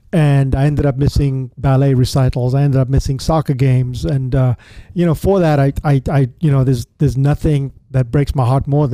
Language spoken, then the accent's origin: English; South Africa; Because I grew up in Africa during the time of apartheid, and it was made very clear to me that I was a brown piece of shit.